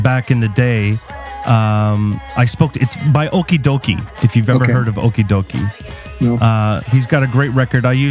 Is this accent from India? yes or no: no; Ottawa, Ontario, Canada; I was born and raised here, man. I'm Canadian through and through